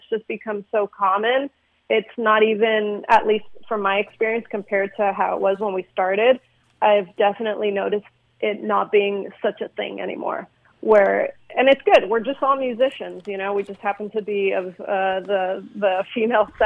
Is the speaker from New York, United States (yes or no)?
no; Glendale, California, United States; we're based out of Glendale, California, suburb of L.A., and we just kind of grew up together. We all grew up in the same neighborhood